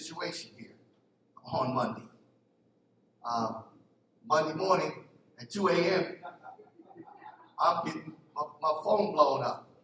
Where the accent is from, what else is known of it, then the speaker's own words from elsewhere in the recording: Philadelphia, Pennsylvania, United States; I'm from Philly.